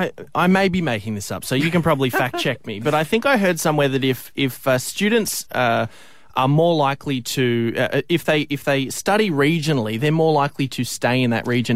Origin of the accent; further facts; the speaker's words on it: Coffs Harbour, New South Wales, Australia; moved away; in my hometown of Coffs Harbour up in New South Wales